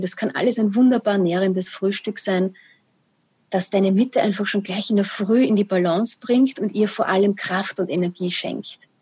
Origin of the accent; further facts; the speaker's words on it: Austria; also born or lived in Vienna; bei uns in Österreich